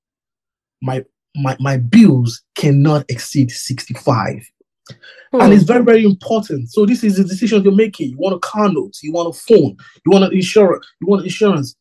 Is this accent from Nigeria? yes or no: yes; Nigeria; moved away; I grew up in Nigeria.